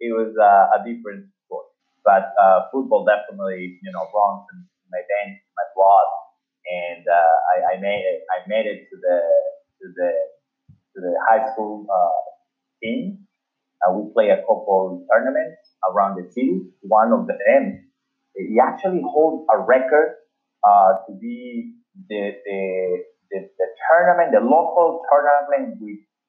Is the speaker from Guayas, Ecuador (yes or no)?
yes; Guayaquil, Guayas, Ecuador; So, I grew up in, I was born in Guayaquil, Ecuador.